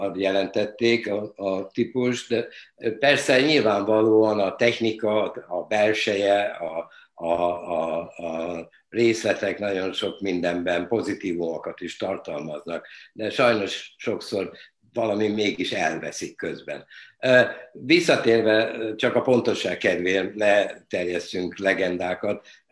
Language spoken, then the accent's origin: Hungarian; Budapest, Hungary; az a Budapest bombázásának az ideje volt, születtem, és, és fölnövel, fölnövekedve ugye a bizonyos átkosban nőttünk föl